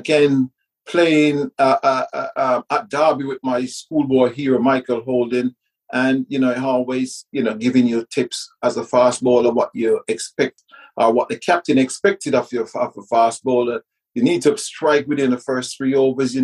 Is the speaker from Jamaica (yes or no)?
yes; Kingston, Jamaica; moved away; also born or lived in England; growing up in the Caribbean, being brought up in the Caribbean